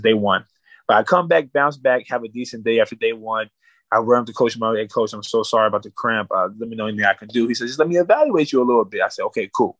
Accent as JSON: {"language": "English", "town": "Winslow", "region": "Arizona", "country": "United States", "tie": "born or raised there", "said": "from my hometown at that time, nobody was playing at no high level like that. So I got a chance to really make a, a name for Winslow, Arizona"}